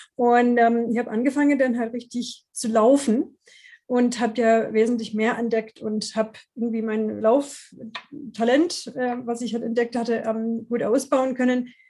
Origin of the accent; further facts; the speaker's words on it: Washington, District of Columbia, United States; German is a second language; moved away as an adult; now in Freiburg, Germany; ich komme ursprünglich aus den USA, aus Washington, D.C. und bin zum Studium ähm, 88 nach Deutschland gekommen